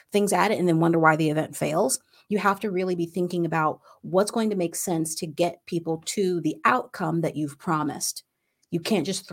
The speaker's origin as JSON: {"language": "English", "region": "Ohio", "country": "United States", "moved": "yes", "said": "I was from Ohio"}